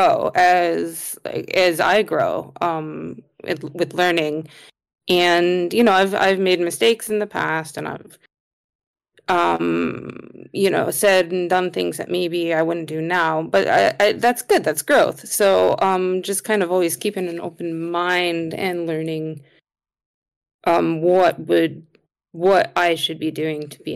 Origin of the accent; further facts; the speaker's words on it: United States; moved away; I grew up in America